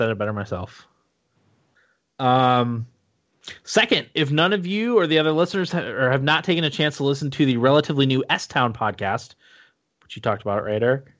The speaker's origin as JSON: {"language": "English", "town": "Newark Valley", "region": "New York", "country": "United States", "tie": "born or raised there"}